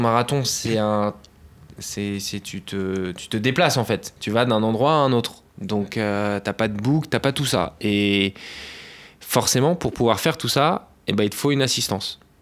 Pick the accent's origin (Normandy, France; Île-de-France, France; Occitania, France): Île-de-France, France; Boulogne-Billancourt; j'ai commencé à Boulogne, Biancourt, c'est là où j'ai grandi